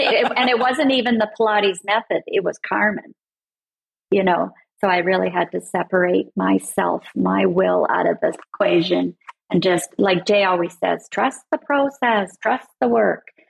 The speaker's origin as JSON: {"language": "English", "country": "Canada", "said": "I'm Canadian and I'm far up north"}